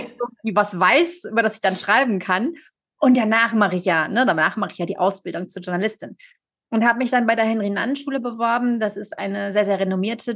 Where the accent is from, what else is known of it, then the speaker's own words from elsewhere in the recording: Germany; moved away as an adult; now in Geneva, Switzerland; gebürtige Deutsche, lebe aber seit zehn Jahren in Genf in der Südschweiz